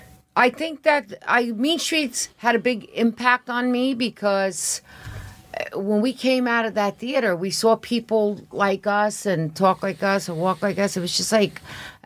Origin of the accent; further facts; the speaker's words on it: New York City, New York, United States; also born or lived in Bronx; I'm not from the Bronx, by the way. I'm born and raised in East Harlem, which was a very predominantly Italian neighborhood.